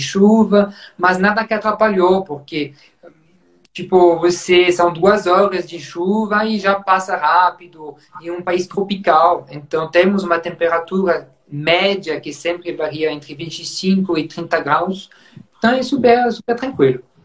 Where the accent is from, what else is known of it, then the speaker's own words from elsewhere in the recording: Champagne, Grand Est, France; accent: French; Portuguese is a second language; moved away as an adult; also born or lived in Burgundy; now in Brazil; como vocês vão perceber com o sotaque, né, sou francês, eu nasci na região de Champagne